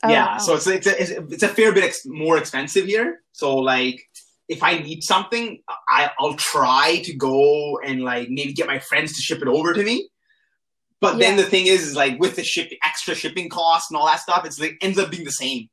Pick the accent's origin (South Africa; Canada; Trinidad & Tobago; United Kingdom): Canada; moved away as an adult; also born or lived in India (ancestry); now in Tokyo, Japan; I'm Indian. Like, my parents are Indian, right? So I grew up in an Indian household. Like, I was born in Canada, but, like, my parents were Indian.